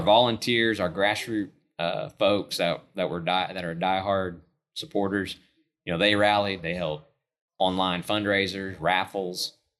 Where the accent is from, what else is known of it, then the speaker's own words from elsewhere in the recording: Enid, Oklahoma, United States; I grew up in Northwest Oklahoma, Enid, Oklahoma